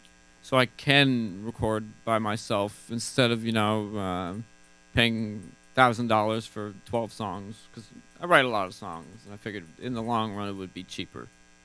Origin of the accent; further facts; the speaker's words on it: New York, United States; The Adirondacks.